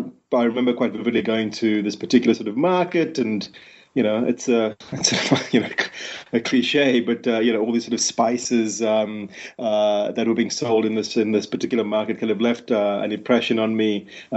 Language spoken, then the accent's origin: English; Cape Town, Western Cape, South Africa; I was someone who was born and raised in Cape Town in South Africa.